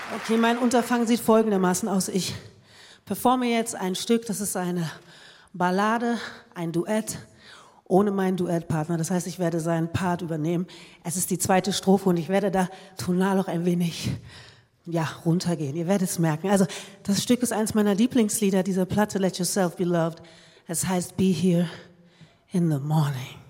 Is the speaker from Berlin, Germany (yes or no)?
yes; Berlin, Germany; In Berlin, da wo ich herkomme